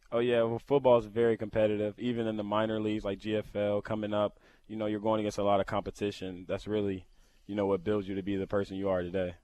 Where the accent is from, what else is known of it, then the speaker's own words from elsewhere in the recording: Lawrenceville, Georgia, United States; moved away as an adult; now in Buffalo, United States; I'm from Lawrenceville, Georgia. Um, I went to Mill Creek High School